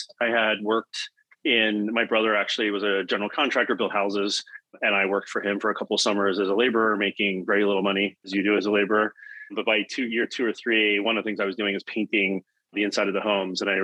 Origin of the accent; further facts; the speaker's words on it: Bucks County, Philadelphia area, Pennsylvania, United States; I grew up in Bucks County, which is the suburbs of the Philadelphia area